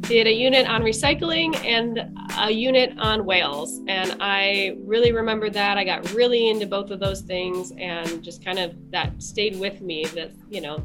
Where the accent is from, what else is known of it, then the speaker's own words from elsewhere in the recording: Michigan, United States; moved away as an adult; now in Sitka, United States; I'm from Michigan originally.